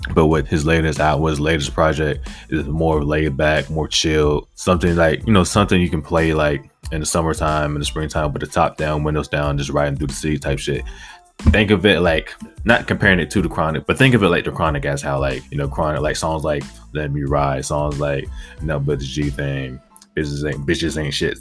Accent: Virginia, United States; I am from Virginia

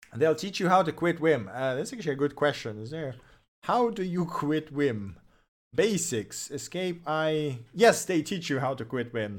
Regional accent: Russia; first language Russian; English is a second language; moved away as an adult; now in Germany; I am from Russia, but I'm currently l, uh, living in Germany.

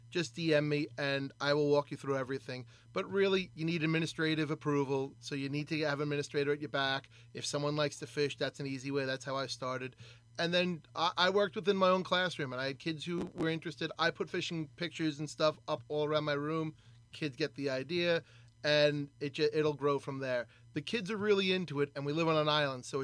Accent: New York, United States; I remember one of the things I used to love growing up on the Great South Bay was you know jacking uh, crabs at night

